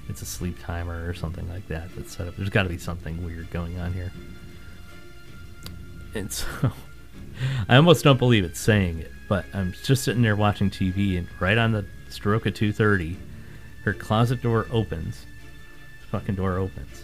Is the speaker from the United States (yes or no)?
yes; Northeast, United States; growing up in the Northeast